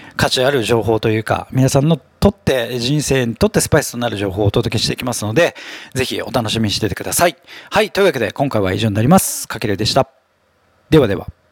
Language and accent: Japanese; Tokyo, Japan; 東京に生まれて東京に育って、まあ、新宿区出身